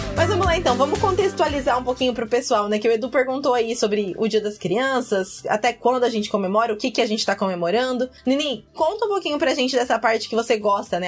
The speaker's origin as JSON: {"language": "Portuguese", "country": "Brazil", "moved": "yes", "lives_now": "Ireland", "said": "eu sou do interior"}